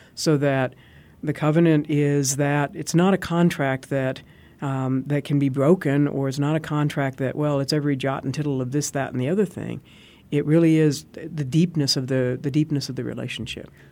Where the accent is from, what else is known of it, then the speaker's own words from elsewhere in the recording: Arizona, United States; I'm from Arizona